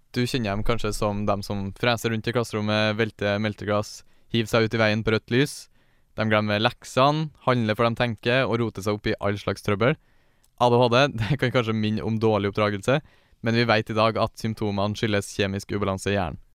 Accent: Steinkjer, Trøndelag, Norway; Jeg er født og oppvokst i Steinkjer

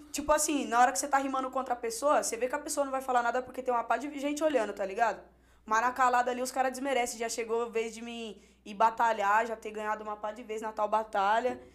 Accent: Hortolândia, São Paulo, Brazil; also born or lived in Campinas; Eu nasci, mas eu cresci minha vida toda em Hortolândia

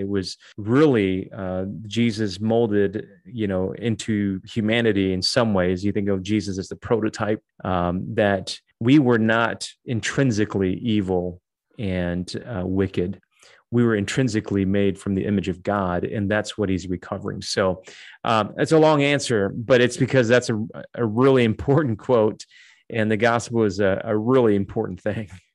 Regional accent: Detroit, Michigan, United States; moved away as an adult; also born or lived in Dallas / Toronto, Canada; now in Chicago, United States; I grew up in Detroit, so that's kind of like home for me.

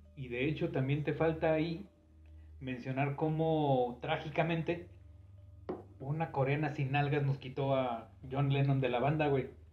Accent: Mexico; somos mexicanos

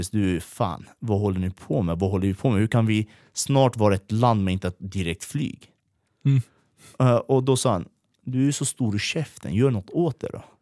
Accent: Iran; also born or lived in Erbil, Iraq; now in Sweden; jag är kurd ifrån Iran. Ja. Men vi var tvungna att fly därifrån. Eh, så vi åkte till Irak.

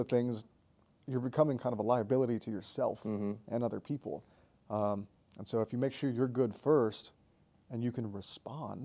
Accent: Colorado Springs, Colorado, United States; moved away as an adult; also born or lived in Florida; I grew up in Colorado Springs, Colorado.

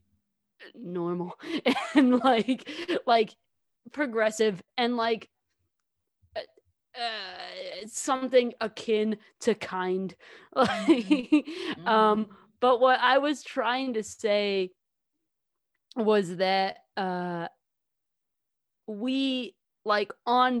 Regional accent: Southern Indiana, United States; We grew up in Southern Indiana

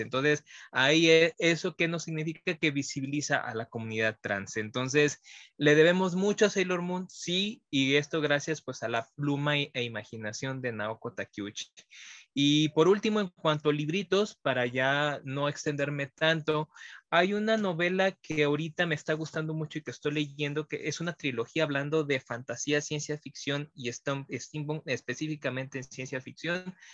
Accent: Mexico; como mexicanos

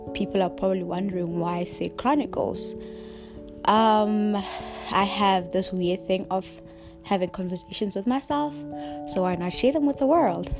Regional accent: Rustenburg, North West, South Africa; moved away as an adult; also born or lived in KwaZulu-Natal; now in Johannesburg, South Africa; I grew up in Rustenburg, Mosenthal village

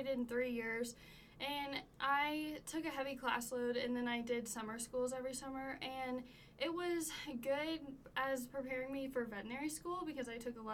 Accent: Southlake, Texas, United States; also born or lived in Stephenville, Texas / Gainesville, Texas; I grew up in Southlake, Texas

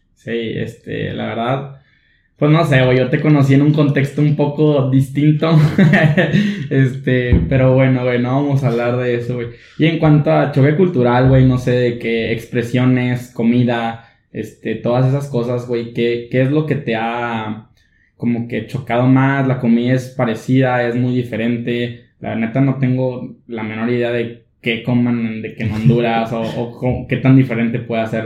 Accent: Monclova, Coahuila, Mexico; now in Monterrey, Mexico; somos pura raza de Monclova y dos hondureños

